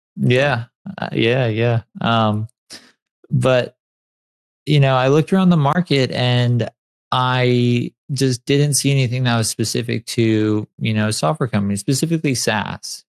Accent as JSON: {"language": "English", "town": "San Clemente", "region": "California", "country": "United States", "tie": "born or raised there", "said": "I grew up in San Clemente, and it's a beach town"}